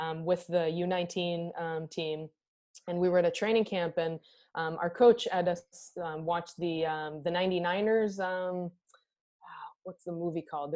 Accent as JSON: {"language": "English", "country": "Israel", "tie": "born or raised there", "moved": "as an adult", "lives_now": "United States", "said": "I'm from Israel. I was born and raised in Israel."}